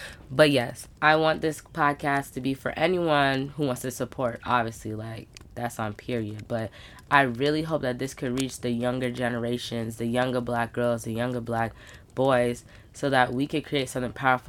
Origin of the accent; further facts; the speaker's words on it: Brooklyn, New York, United States; born there; I am a Caribbean Black woman. My dad's side is from Trinidad. My mom's side is from Barbados. I was born in Brooklyn, New York.